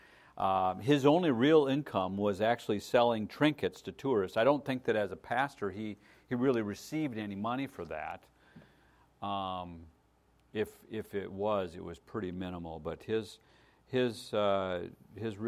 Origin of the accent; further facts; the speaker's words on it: United States; I grew up in America